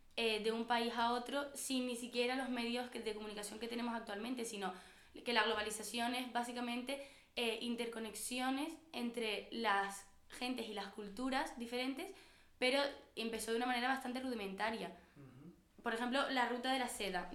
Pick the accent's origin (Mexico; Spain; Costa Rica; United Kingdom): Spain; Canary Islands; políticamente somos europeos